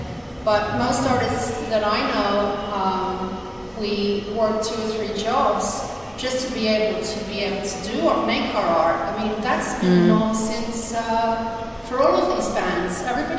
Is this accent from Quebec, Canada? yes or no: yes; Montreal, Quebec, Canada; I mean, even today, I'm from Montreal. I've been living there for so many years.